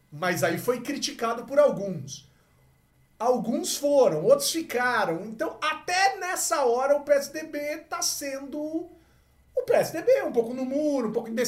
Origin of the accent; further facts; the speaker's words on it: Mato Grosso, Brazil; Mas eu não sou eleitor de Pernambuco, não sou eleitor gaúcho, não sou eleitor sou mato-grossense, cara.